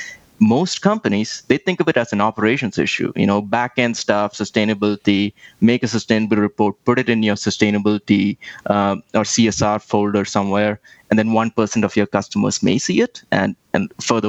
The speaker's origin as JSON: {"language": "English", "region": "Delhi", "country": "India", "tie": "born or raised there", "said": "I grew up in India, and I don't know if you've ever visited there, but anybody who's been there, pollution suddenly comes to the top of your mind, especially if you lived in Delhi like I did"}